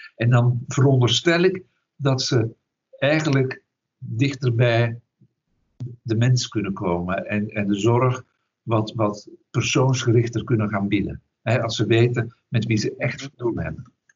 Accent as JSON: {"language": "Dutch", "town": "Duffel", "region": "Flanders", "country": "Belgium", "tie": "born or raised there", "moved": "yes", "lives_now": "Netherlands", "said": "ben opgegroeid in België, in Vlaanderen, in een, eh, een dorpje tussen Antwerpen en Brussel. En dat dorp heet Duffel"}